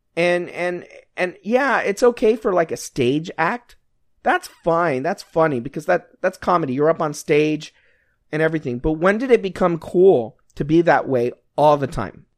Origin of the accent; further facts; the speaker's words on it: United States; We're Americans.